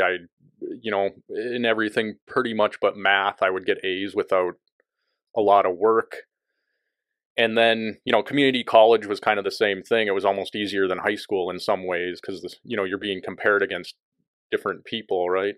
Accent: Bismarck, North Dakota, United States; moved away as an adult; also born or lived in Missoula, Montana; now in Abbotsford, Canada; I grew up in North Dakota, and I was born in Bismarck and raised there.

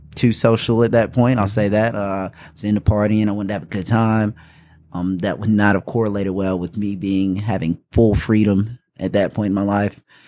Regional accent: Taylors, South Carolina, United States; also born or lived in Indianapolis, Indiana / West Point, New York / Germany; I was born in Indianapolis, Indiana. We moved here when I was around six. Um, r, was raised here, so I guess you could say I'm really from Greenville, South Carolina, actually from Taylor's.

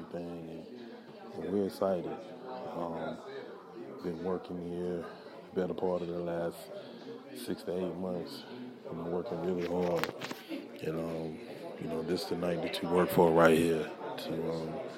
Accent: United States; we as Americans

